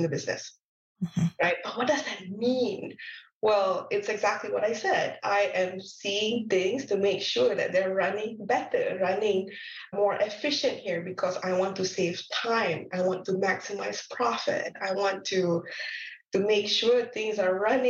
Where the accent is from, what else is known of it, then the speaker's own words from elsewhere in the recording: Malaysia; moved away as an adult; also born or lived in Lincoln, United Kingdom; now in Canada; I'm not from Canada. I am from Malaysia